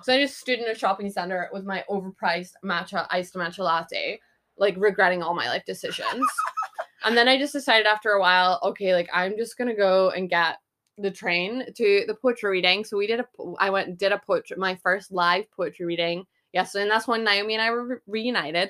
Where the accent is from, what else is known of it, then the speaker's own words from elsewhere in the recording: Scotland, United Kingdom; I'm Scottish